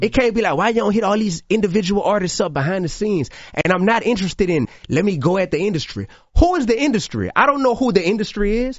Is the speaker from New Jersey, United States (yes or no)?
no; New Orleans, Louisiana, United States; also born or lived in Baton Rouge; In New Orleans, I kicked it off in my hometown